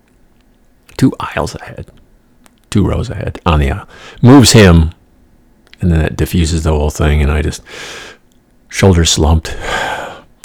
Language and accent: English; New York, United States; moved away; I'm from New York